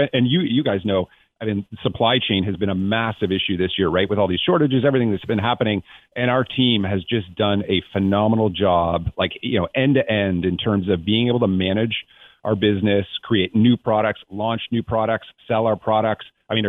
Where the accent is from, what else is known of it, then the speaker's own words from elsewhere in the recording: Toronto, Ontario, Canada; now in Santa Barbara, United States; I grew up in Toronto, so I think I've paid my dues when it comes to snow and the cold and all of those things.